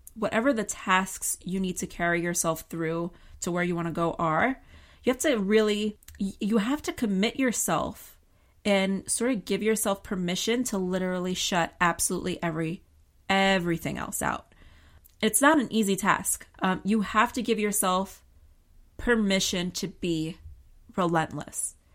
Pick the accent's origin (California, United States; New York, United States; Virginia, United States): New York, United States; I'm a New Yorker.